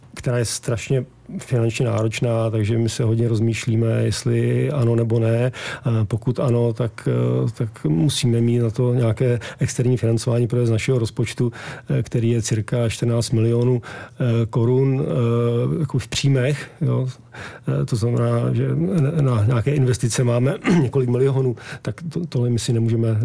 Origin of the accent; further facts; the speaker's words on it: Prague, Czechia; moved away as an adult; now in Malá Úpa, Czechia; Já jsem z Prahy, ale manželku mám vyrůstající v Peci